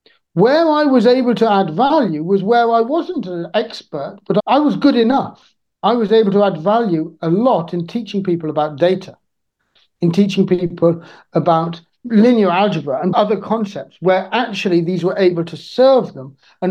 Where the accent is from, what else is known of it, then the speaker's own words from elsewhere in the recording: Niger; I grew up in Niger, but this isn't about my time in Niger.